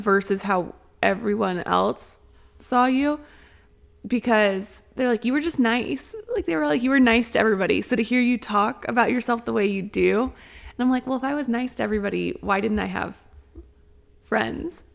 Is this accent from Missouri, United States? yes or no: yes; Springfield, Missouri, United States; I come from Springfield, Missouri, and the high school I went to was on the more industrial side of town.